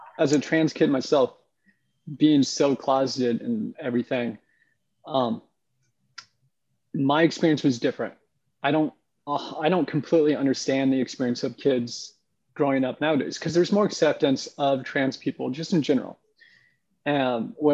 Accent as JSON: {"language": "English", "region": "Oregon", "country": "United States", "tie": "born or raised there", "moved": "yes", "lives_now": "Decatur, United States", "said": "I grew up in Oregon"}